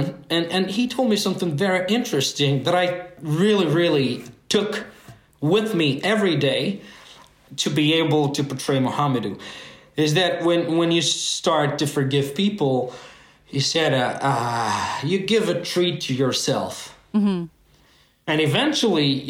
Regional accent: France; I was born and raised in France, and my parents came with the first wave of immigration in the 60s

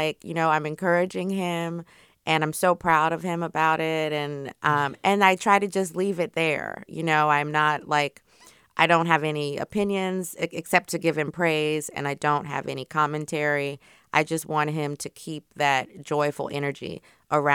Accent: Louisiana, United States; I'm also from Louisiana

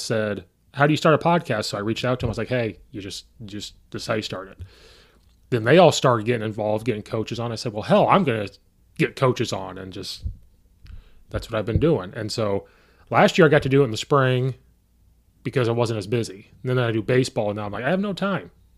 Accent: Central Illinois, United States; growing up in Central Illinois

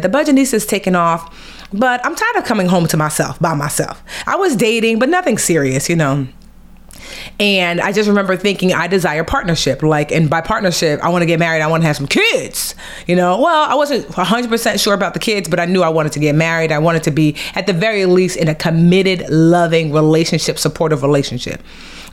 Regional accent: Nigeria; as a Nigerian girl with her master's and her bachelor's

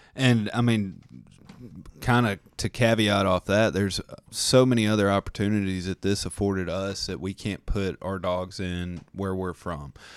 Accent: Tennessee, United States; we're from Tennessee

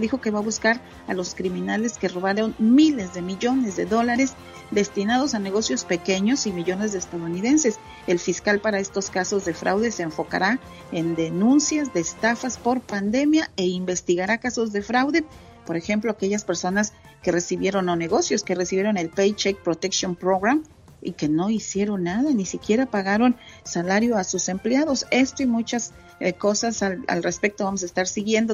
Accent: Santa Catarina, Nuevo León, Mexico; now in Dallas, United States; mi pueblito, Santa Catarina, Nuevo León

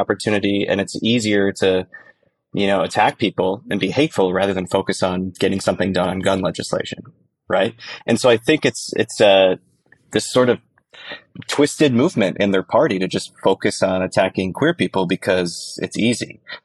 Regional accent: northern Michigan, United States; I sold out my hometown, which was very humbling. Six hundred seventy-five people in northern Michigan

